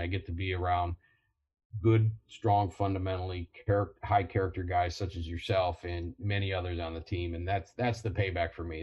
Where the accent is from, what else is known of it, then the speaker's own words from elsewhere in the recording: Toledo, Ohio, United States; growing up in Toledo, then uh, uh, University of Toledo, then Marine Corps